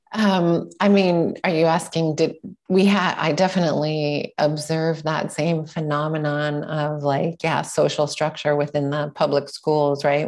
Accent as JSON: {"language": "English", "town": "Sherwood Park", "region": "Alberta", "country": "Canada", "tie": "born or raised there", "also_born_or_lived": "Edmonton, Alberta / Vancouver, British Columbia", "said": "I was born in Edmonton, Alberta, and I grew up in a suburb just outside in Sherwood Park"}